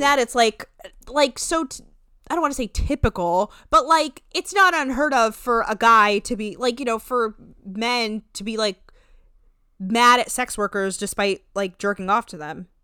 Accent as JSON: {"language": "English", "region": "New Jersey", "country": "United States", "said": "I'm from Jersey. Or, like, North"}